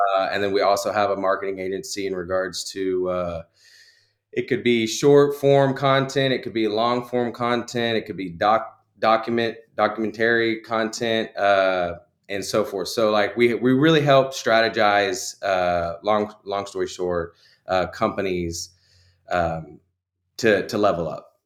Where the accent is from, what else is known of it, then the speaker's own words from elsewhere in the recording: Conroe, Texas, United States; born and raised in Conroe, Texas.